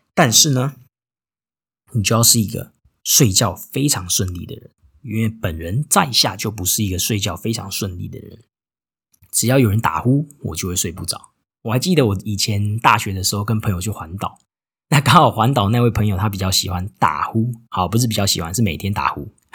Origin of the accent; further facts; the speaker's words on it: Tainan, Taiwan; moved away as an adult; also born or lived in Japan; now in Singapore; 我也是只有在台湾出生长大